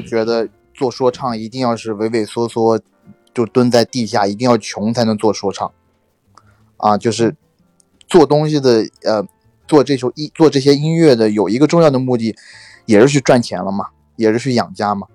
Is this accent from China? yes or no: yes; China; 港台那边有一些俗语和他们一些讲话的方式是和我们大陆这边不太一样的